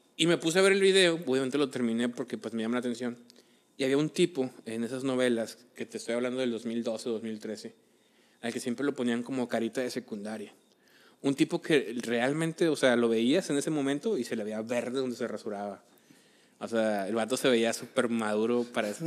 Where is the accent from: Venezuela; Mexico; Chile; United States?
Mexico; los mexicanos somos súper fans de idolatrar a cualquiera que no sea mexicano